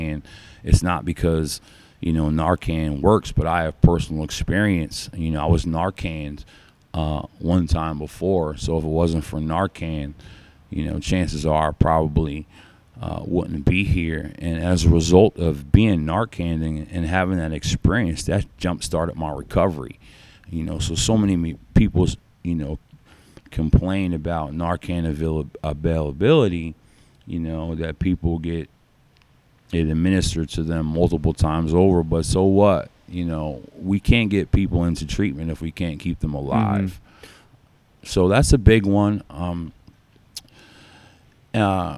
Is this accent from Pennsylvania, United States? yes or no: yes; Schuylkill County, Pennsylvania, United States; This is a small county. You know, we live in a small county.